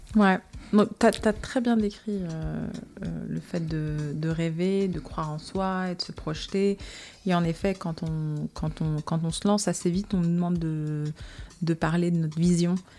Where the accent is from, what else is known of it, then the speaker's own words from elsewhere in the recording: Casablanca, Casablanca-Settat, Morocco; also born or lived in United States; now in France; je viens de Casablanca, donc tout de suite c'est la grande ville